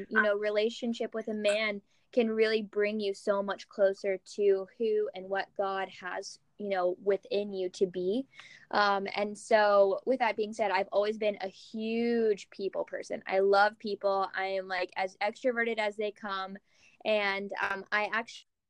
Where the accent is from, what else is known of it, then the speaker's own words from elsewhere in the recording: Kentucky, United States; moved away as an adult; also born or lived in San Francisco, California / Scottsdale, Arizona; now in Los Angeles, United States; I grew up in Kentucky